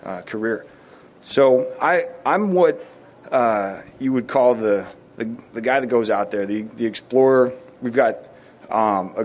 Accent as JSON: {"language": "English", "town": "Chicago", "region": "Illinois", "country": "United States", "tie": "born or raised there", "moved": "yes", "lives_now": "San Diego, United States", "said": "growing up in Chicago"}